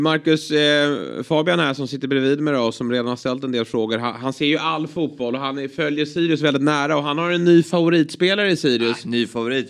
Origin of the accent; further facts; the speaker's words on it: Lidingö, Stockholm County, Sweden; Jag är uppvuxen ute på Lidingö